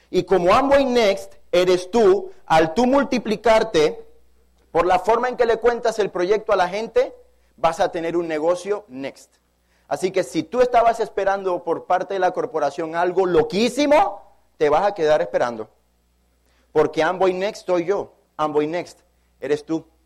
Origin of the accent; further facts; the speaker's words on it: Panama; moved away; Para mí es un honor como panameño estar en mi país. Yo tenía tres años de no venir a mi país. Me he encontrado una ciudad de Panamá evolucionada